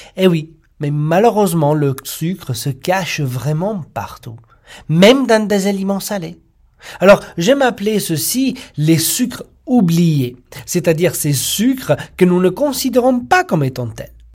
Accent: Italy; moved away; en tant qu'Italien

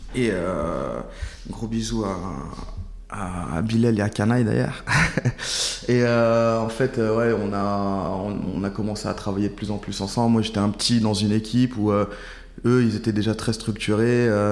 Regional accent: Saint-Priest, Auvergne-Rhône-Alpes, France; moved away as an adult; now in Paris, France; Je suis à Saint-Priest

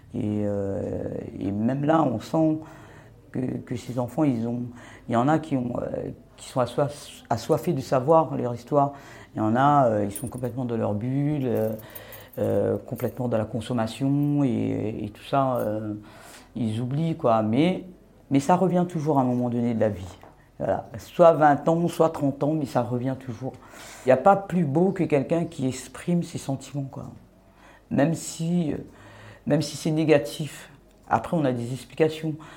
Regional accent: Réunion; je viens de l'île de la Réunion

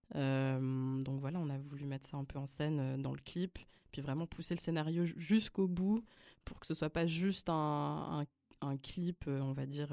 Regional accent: Lausanne, Vaud, Switzerland; first language Flemish; French is a second language; also born or lived in Belgium; j'ai grandi à Lausanne, j'ai fait mes études à Lausanne

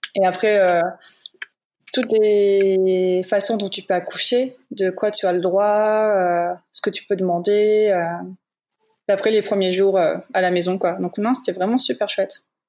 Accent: Moselle, Grand Est, France; moved away as an adult; now in Luxembourg; de base, je suis de Moselle en France

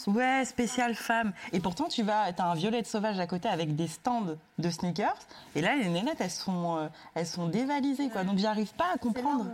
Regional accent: Sarcelles, Île-de-France, France; J'ai grandi à Sarcelles

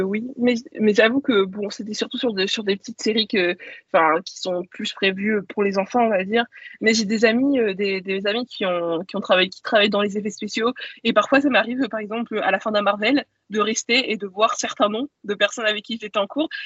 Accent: Caen, Normandy, France; j'ai grandi euh, en Normandie et euh, à Caen plus précisément

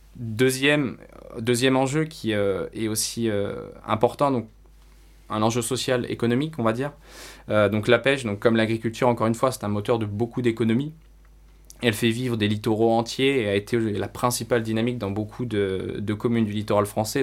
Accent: France; en tant que Français

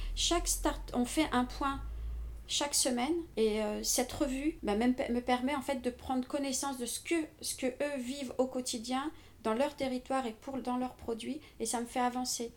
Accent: Paris, Île-de-France, France; je, suis une pure parisienne je suis née à Paris j'ai toujours vécu à Paris

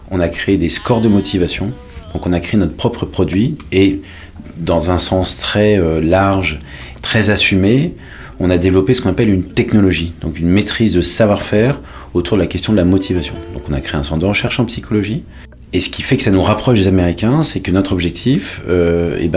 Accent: Paris, Île-de-France, France; born there; also born or lived in Marseille / London; j'ai 43 ans, je suis né à Paris et après j'ai vécu dans plusieurs villes de, France, euh, Marseille, et ensuite j'ai vécu à Londres, mais j'ai eu la chance de vivre longtemps à l'étranger.

